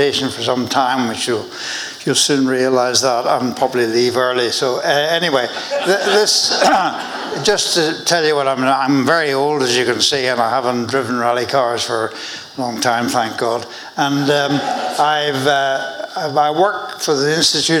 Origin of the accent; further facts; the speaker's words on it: Belfast, Northern Ireland, United Kingdom; moved away; also born or lived in Dublin; I was brought up as a Catholic in Belfast